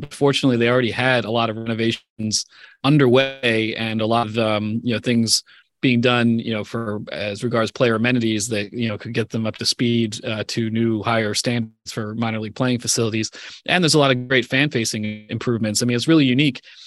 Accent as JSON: {"language": "English", "region": "Pennsylvania", "country": "United States", "tie": "born or raised there", "said": "growing up in Pennsylvania"}